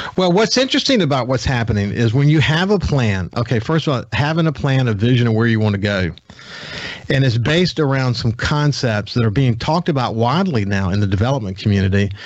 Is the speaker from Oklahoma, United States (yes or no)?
no; Gulfport, Mississippi, United States; We grew up in Bellevue together in Gulfport.